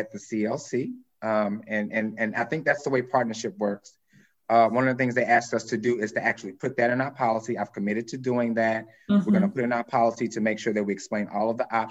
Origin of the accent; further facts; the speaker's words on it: the South, United States; I'm from the South.